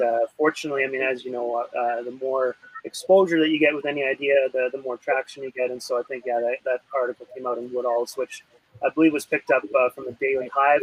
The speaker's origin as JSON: {"language": "English", "region": "Alberta", "country": "Canada", "tie": "born or raised there", "said": "growing up in Alberta"}